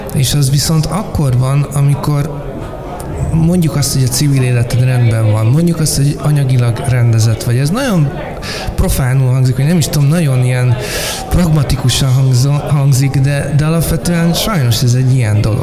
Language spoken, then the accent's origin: Hungarian; Budapest, Hungary; Most budapestiként